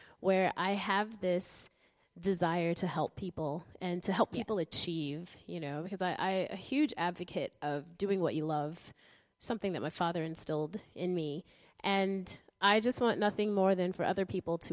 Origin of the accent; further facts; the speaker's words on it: United States; now in Brisbane, Australia; I'm from America, and I live in Brisbane